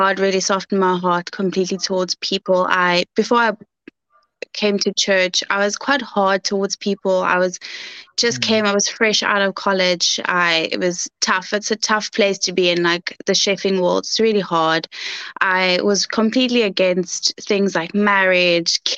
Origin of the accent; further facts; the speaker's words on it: Cape Town, Western Cape, South Africa; also born or lived in Goodwood / Bredasdorp; So I'm a Cape Townian, born and bred. I was born in Mullerton Mediclinic, but I was raised in Goodwood most of my life until I went to high school, where I went to Bredasdorp